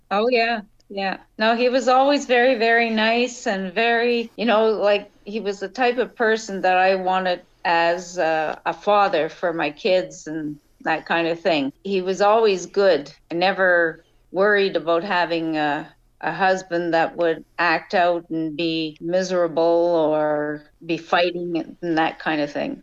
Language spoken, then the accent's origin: English; Rouyn-Noranda, Quebec, Canada; moved away as an adult; also born or lived in Montreal / St. Lazare; now in Prince Edward Island, Canada; But I was born in northern Quebec in a town called Noranda. It was a mining town, a copper mining town